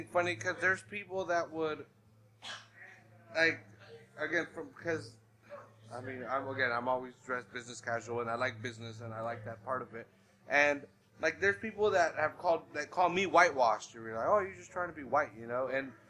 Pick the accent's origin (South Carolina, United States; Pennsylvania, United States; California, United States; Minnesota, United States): California, United States; Salinas; we're from Salinas.